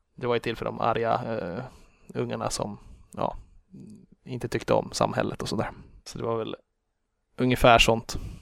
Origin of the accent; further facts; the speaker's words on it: Grillby, Uppsala County, Sweden; moved away as an adult; also born or lived in Karlstad; now in Stockholm, Sweden; jag växte upp Eh, strax utanför Enköping